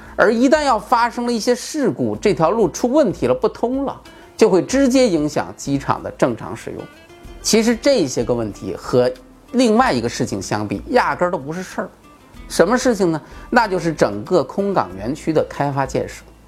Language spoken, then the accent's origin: Chinese; Bohai Sea coast, China; 我的家乡就在渤海边儿上